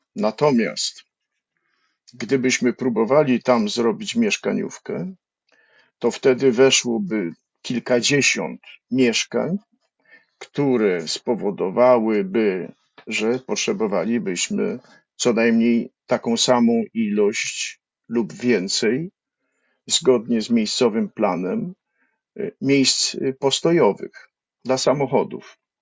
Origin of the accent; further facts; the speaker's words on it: Kraków, Lesser Poland, Poland; wychowałem się na Starym Mieście na Floriańskiej